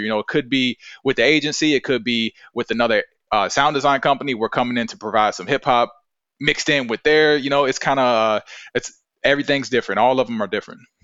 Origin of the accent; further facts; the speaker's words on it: Virginia, United States; I'm from Virginia, I'm like a old-fashioned guy